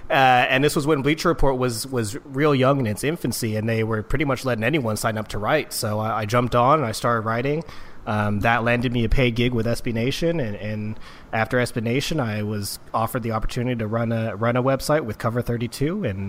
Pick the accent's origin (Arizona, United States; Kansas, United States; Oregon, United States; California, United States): California, United States; Oakland; growing up in Oakland